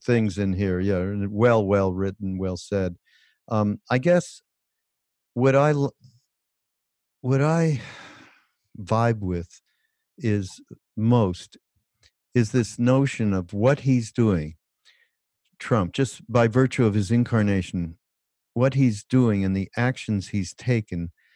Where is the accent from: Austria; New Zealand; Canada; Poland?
Canada; Quebec; now in United States; Je suis, je viens de Quebec. Je suis Québécois